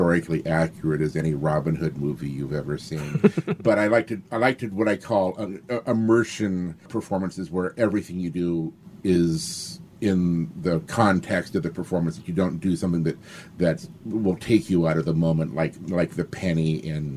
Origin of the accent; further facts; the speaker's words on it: Yakima, Washington, United States; moved away as an adult; I grew up in Yakima, a small town in central Washington